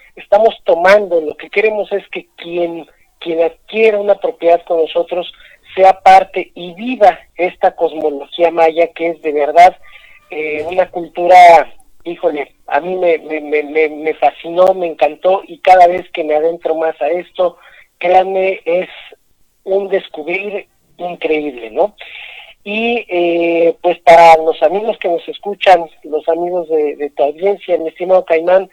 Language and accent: Spanish; Mexico City, Mexico; also born or lived in Yucatán; now in Mérida, Mexico; yo crecí, nací en la Ciudad de México